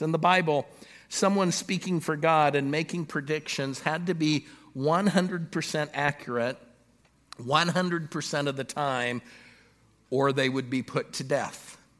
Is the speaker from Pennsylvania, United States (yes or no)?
no; Los Angeles, California, United States; now in Pittsburgh, United States; I grew up in Southern California in the Los Angeles area